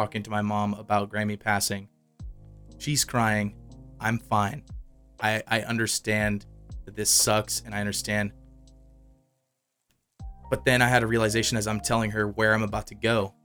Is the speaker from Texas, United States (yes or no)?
no; New Orleans, Louisiana, United States; that I grew up with in New Orleans, he lived across the street from me